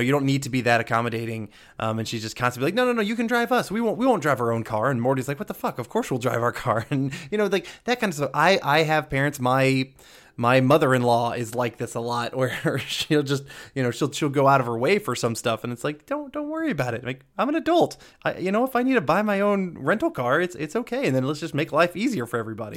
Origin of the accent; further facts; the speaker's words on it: Georgia, United States; I grew up from Georgia